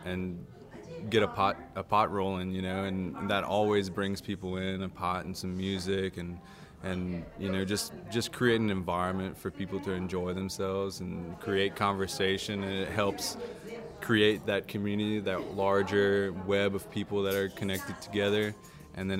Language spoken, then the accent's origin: English; Cajun, Louisiana, United States; accent: Cajun; I call myself the freelance Cajun. So I have basically four things under that umbrella, which is photography, music as a musician, a Cajun musician. So I play indigenous music to Southwest Louisiana.